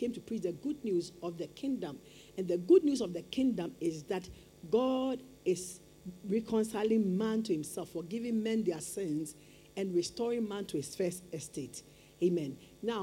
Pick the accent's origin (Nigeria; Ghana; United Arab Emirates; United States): Ghana; be responsible as a Ghanaian